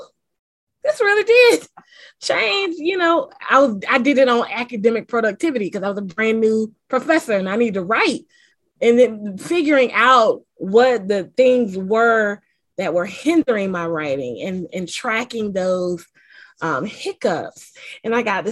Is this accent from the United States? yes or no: yes; the American South, United States; accent: Southern twang; I am a Southerner, which matters, and you probably can hear the twang in my voice